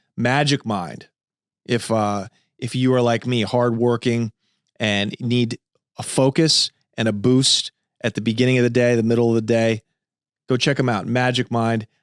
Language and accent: English; Los Angeles, California, United States; Made in Venice, California, Los Angeles, my hometown